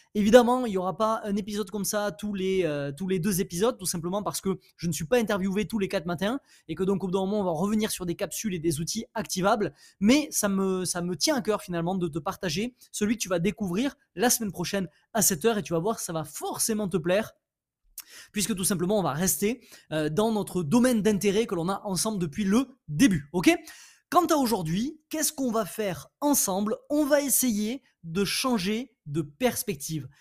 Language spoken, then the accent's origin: French; France; Je suis français, euh, je suis un homme, j'ai 30 ans.